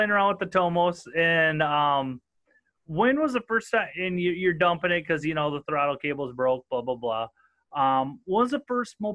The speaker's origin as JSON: {"language": "English", "region": "Southern Minnesota", "country": "United States", "accent": "northern", "said": "I'm freaking as redneck as they come, and I'm from Southern Minnesota."}